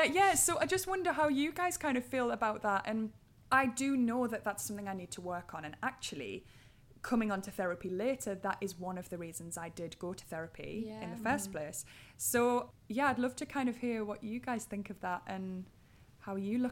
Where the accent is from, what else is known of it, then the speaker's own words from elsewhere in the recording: Durham, North East England, United Kingdom; accent: Geordie; Durham. It's a little bit more subtle than the old Geordie.